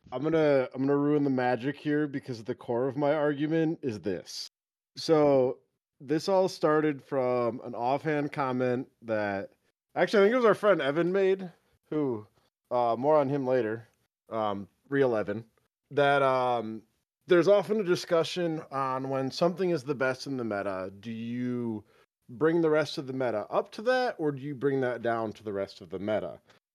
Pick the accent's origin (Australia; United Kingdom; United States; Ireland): United Kingdom; As a British person, there's nothing you hate more than representing American views and opinions properly.